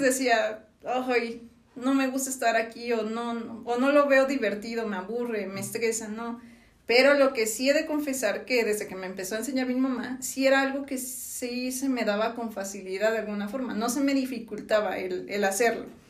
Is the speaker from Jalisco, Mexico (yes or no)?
no; Villahermosa, Tabasco, Mexico; moved away as an adult; now in Mexico City, Mexico; yo nací en Villahermosa, Tabasco